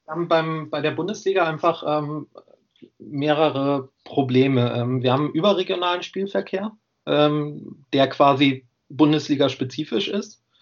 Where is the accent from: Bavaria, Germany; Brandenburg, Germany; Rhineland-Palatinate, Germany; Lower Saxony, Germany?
Lower Saxony, Germany; Göttingen; moved away as an adult; now in Jena, Germany